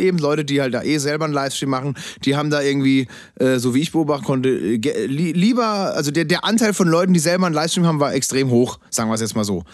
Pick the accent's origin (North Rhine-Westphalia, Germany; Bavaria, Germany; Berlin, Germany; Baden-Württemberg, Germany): Baden-Württemberg, Germany; Freiburg; Freiburg, meiner Heimatstadt